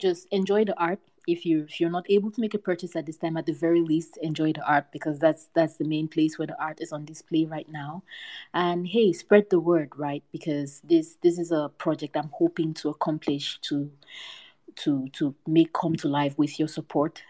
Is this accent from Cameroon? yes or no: yes; Cameroon; moved away; my home country of Cameroon.